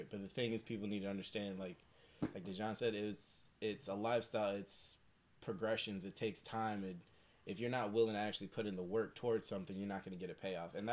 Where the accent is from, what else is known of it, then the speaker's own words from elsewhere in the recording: 45 minutes from Detroit, Michigan, United States; now in California, United States; to be more specific, like 45 minutes from from Detroit.